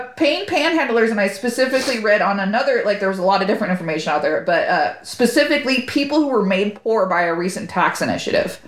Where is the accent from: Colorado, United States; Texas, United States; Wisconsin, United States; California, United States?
California, United States; Corona; moved away as an adult; now in Sacramento, United States; I'm from Corona, from Corona, California.